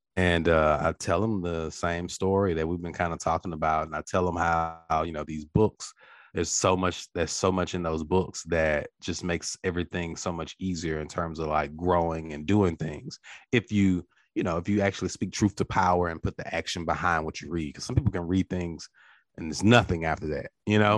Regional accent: Natchez, Mississippi, United States; I'm from Natchez, we're both River Boys.

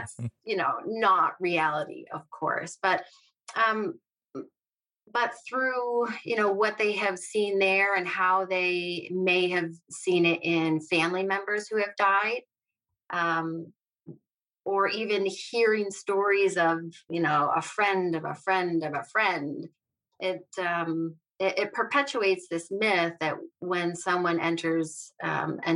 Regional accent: central New York, United States; I grew up in central New York. I have lived here my whole life

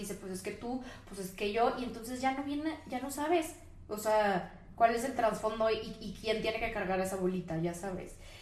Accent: Ensenada, Baja California, Mexico; moved away; yo soy de Ensenada, que es una ciudad muy chiquita al norte del país

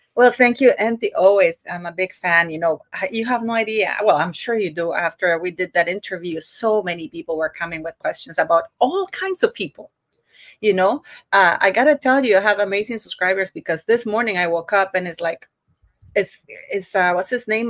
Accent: Canada; Canada, one of them, I'm Canadian

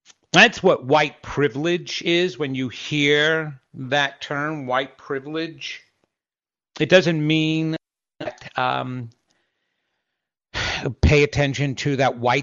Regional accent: New York, United States; I grew up in New York

